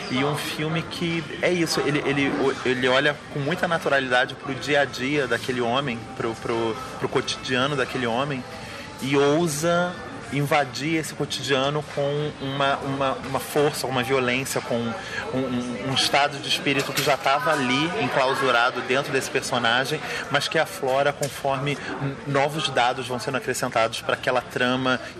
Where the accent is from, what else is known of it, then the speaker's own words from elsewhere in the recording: Rio de Janeiro, Brazil; eu sou do Rio de Janeiro